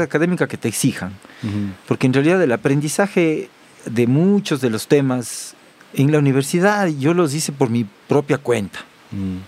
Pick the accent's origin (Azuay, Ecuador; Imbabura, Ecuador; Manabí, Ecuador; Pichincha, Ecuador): Azuay, Ecuador; Cuenca; accent: cuencano; moved away; yo soy cuencano de nacimiento